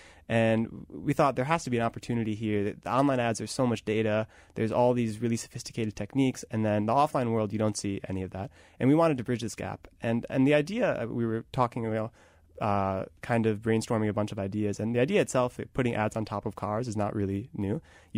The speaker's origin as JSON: {"language": "English", "region": "Wisconsin", "country": "United States", "tie": "born or raised there", "said": "I grew up in Wisconsin."}